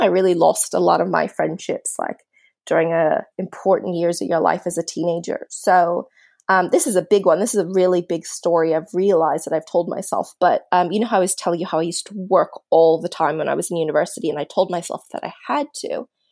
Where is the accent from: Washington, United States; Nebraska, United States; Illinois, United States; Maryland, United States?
Maryland, United States; suburban; now in Australia; I grew up in suburban Maryland